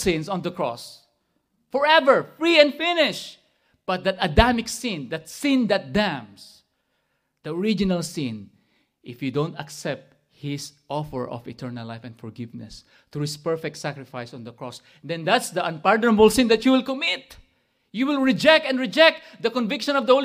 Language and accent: English; Philippines; moved away; growing up in the Bible school, when I attended there in the Philippines